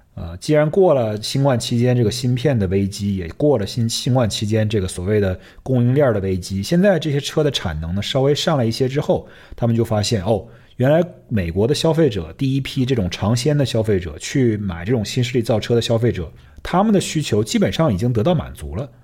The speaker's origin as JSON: {"language": "Chinese", "country": "China", "tie": "born or raised there", "moved": "yes", "said": "虽然我们在中国长大"}